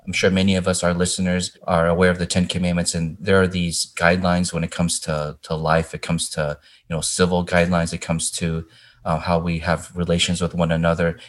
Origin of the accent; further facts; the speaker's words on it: Indiana, United States; growing up in Indiana